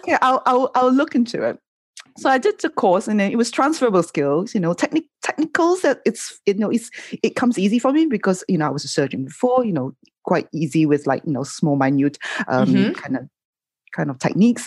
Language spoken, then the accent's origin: English; Malaysia; growing up in Malaysia